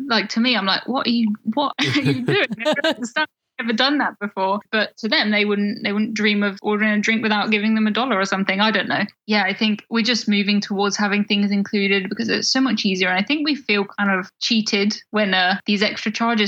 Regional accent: United Kingdom; us from the UK

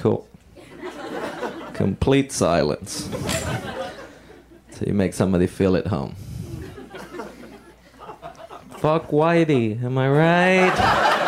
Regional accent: Puerto Rico; moved away; I grew up in Puerto Rico

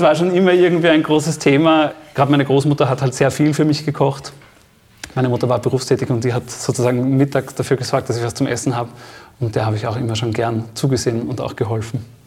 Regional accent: Steyr, Upper Austria, Austria; moved away; Ich komme aus Oberösterreich, aus dem kleinen Städtchen Steyr.

